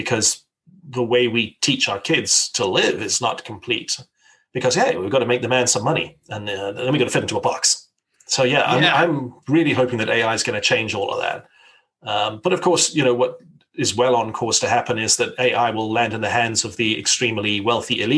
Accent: South Africa; I grew up in South Africa

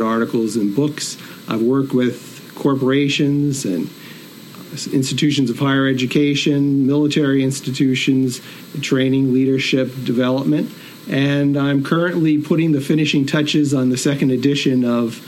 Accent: Northeastern Pennsylvania, United States; also born or lived in Binghamton, New York; I'm originally from Northeastern PA

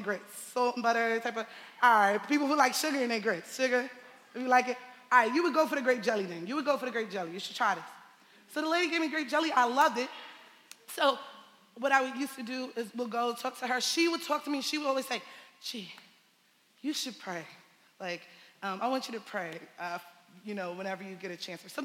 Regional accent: New York City, New York, United States; I'm from Bed-Stuy

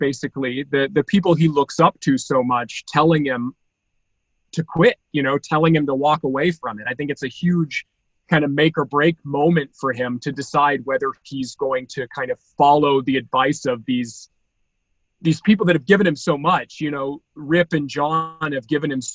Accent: Iowa, United States; I grew up in Iowa, surrounded by cornfields

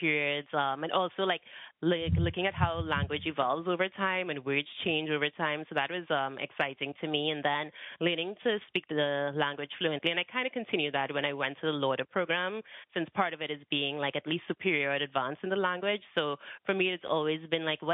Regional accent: Trinidad & Tobago; I grew up in Trinidad and Tobago, so it's a small island.

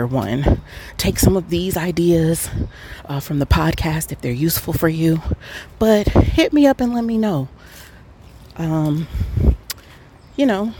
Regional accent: Atlanta, Georgia, United States; I'm from Atlanta

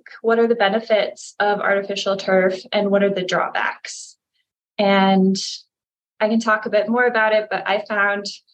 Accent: Florida, United States; now in Colorado, United States; I come from Florida originally, so it's kind of the opposite situation out here in the West

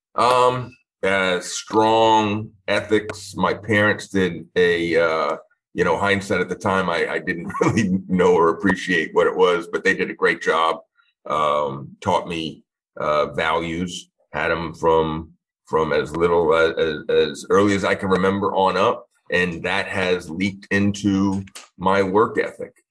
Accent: Long Island, New York, United States; moved away as an adult; now in Florida, United States; originally born and raised in Long Island, New York

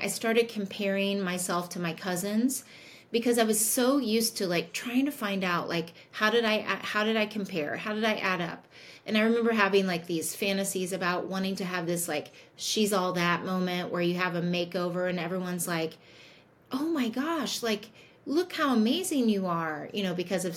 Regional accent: Indianapolis, Indiana, United States; I grew up in Indianapolis

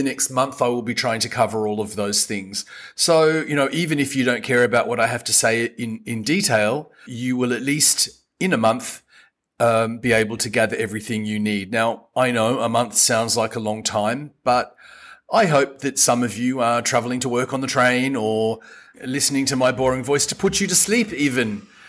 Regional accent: Australia; now in Madagascar; I am Australian and I've been in Madagascar for 25 years.

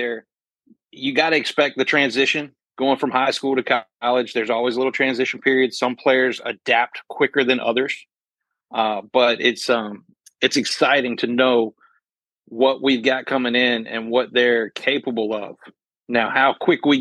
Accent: Louisville, Kentucky, United States; moved away; I grew up in Louisville when I was a kid there.

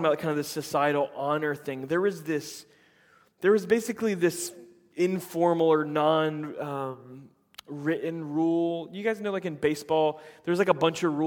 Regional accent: just outside of Tampa, Florida, United States; moved away; also born or lived in Chattanooga, Tennessee; my hometown just outside of Tampa

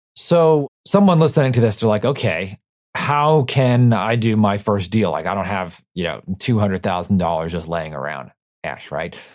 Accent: New York, United States; I'm from New York

